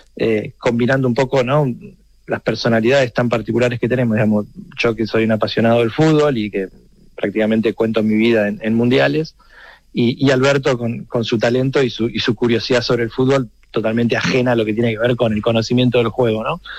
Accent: Argentina; el acento me, condena, soy argentino

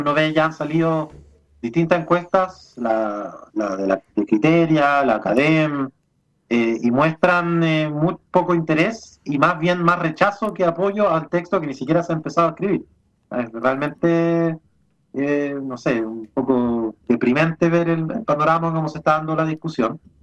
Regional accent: Chile; hoy día soy un chileno que está haciendo turismo en Israel

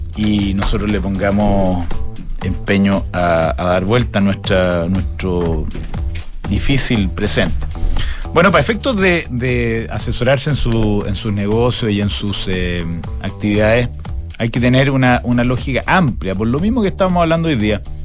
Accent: Chile; somos gente esforzada

